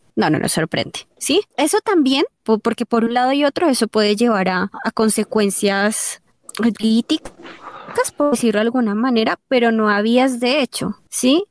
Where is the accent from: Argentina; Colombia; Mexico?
Colombia; nosotros como colombianos